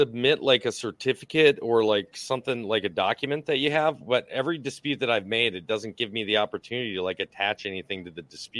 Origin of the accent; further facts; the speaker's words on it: Minnesota, United States; I'm 47 old. I'm not stupid. Like I grew up in Minnesota's public school.